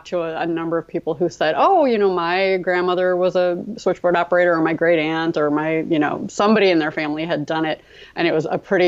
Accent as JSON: {"language": "English", "region": "Midwest", "country": "United States", "tie": "born or raised there", "also_born_or_lived": "Baltimore", "said": "I was born in Baltimore. But we moved to the Midwest when I was about 3."}